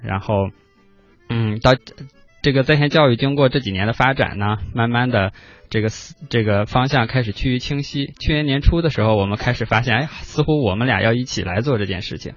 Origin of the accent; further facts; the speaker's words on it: Qingdao, Shandong, China; moved away; 我的老家青岛